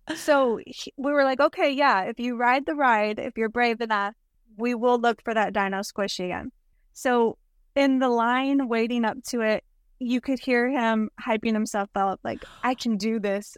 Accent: South Texas, United States; We're from South Texas

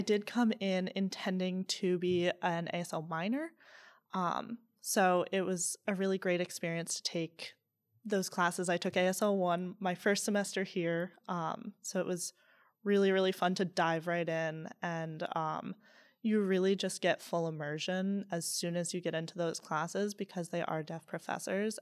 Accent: Southington, Connecticut, United States; moved away; also born or lived in Charlottesville, Virginia; I grew up in Southington, Connecticut, but I moved to Charlottesville, Virginia.

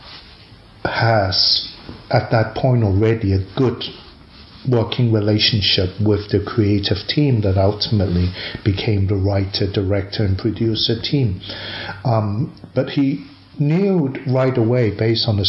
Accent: Hong Kong; from Hong Kong

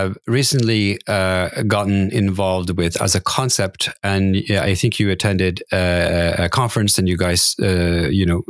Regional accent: Norway; I grew up in Norway, and I am used to the Gulf Stream

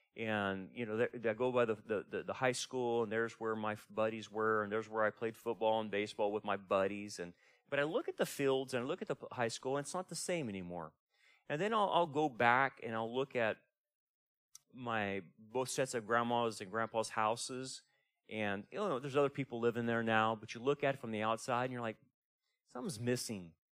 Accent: Delano, California, United States; moved away; I'm from Delano

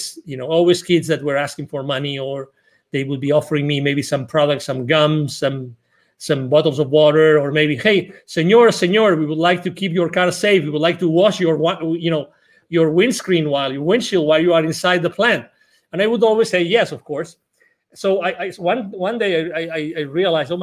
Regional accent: Barcelona, Catalonia, Spain; English is a second language; moved away as an adult; now in Texas, United States; I'm originally from Barcelona in Spain.

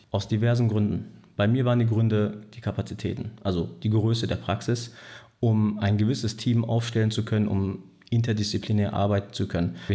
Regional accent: Pützchen, North Rhine-Westphalia, Germany; dort wo ich auch äh, aufgewachsen bin und groß geworden bin in Pützchen, ähm, komme also von der Boilerseite her

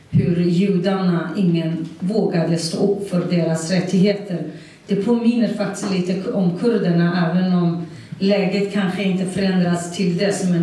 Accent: Saqqez, Kurdistan, Iran; first language Kurdish; Swedish is a second language; now in Sweden; startade i min hemstad Sakes

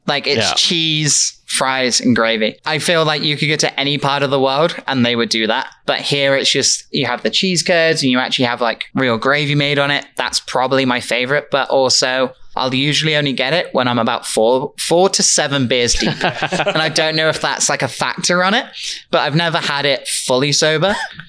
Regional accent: United Kingdom; then she heard my accent and we both looked at each other and went, British.

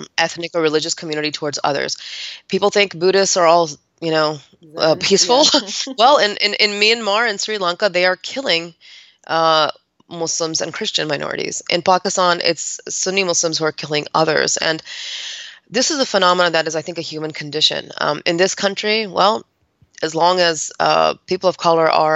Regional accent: United States; I wasn't born here, but I was raised in the United States of America

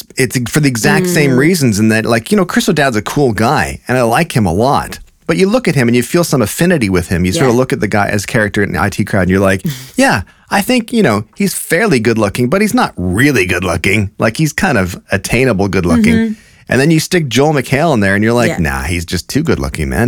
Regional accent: Canada; As a Canadian

